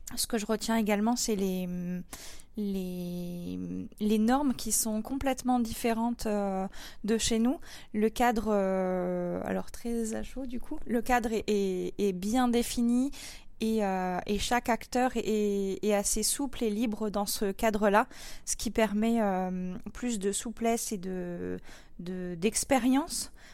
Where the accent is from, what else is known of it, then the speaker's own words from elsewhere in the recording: Pas-de-Calais, Hauts-de-France, France; nous, en France et, du coup euh, chez nous dans le Pas-de-Calais